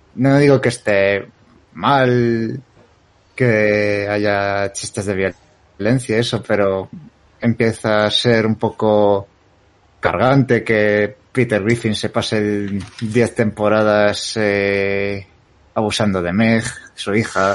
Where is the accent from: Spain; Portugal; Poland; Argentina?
Spain; como buen español que ha nacido en los 90 he crecido viendo Los Simpson a la hora de comer